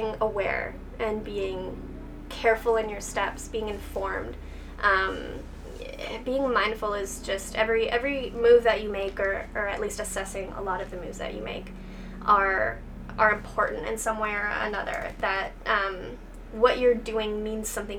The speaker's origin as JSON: {"language": "English", "area": "outside Kitchener-Waterloo", "region": "southwestern Ontario", "country": "Canada", "tie": "born or raised there", "also_born_or_lived": "Nova Scotia / Guelph", "lives_now": "Dundas, Canada", "said": "I grew up outside of KW, so I am local-ish, within kind of the southwestern Ontario area"}